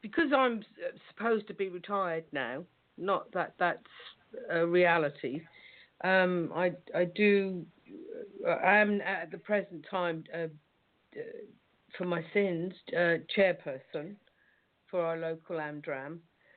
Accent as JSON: {"language": "English", "area": "Suffolk, East Anglia", "region": "East of England", "country": "United Kingdom", "tie": "born or raised there", "moved": "as an adult", "said": "I was raised here in East Anglia, in Suffolk"}